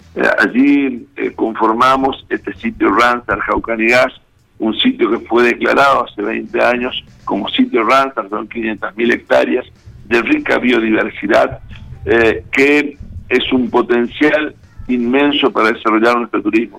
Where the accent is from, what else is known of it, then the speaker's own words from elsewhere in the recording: Goya, Corrientes, Argentina; now in Reconquista, Argentina; yo soy eh, oriundo de Goya, Corrientes, ah, eh, yo soy goyano de nacimiento, pero reconquistense por adopción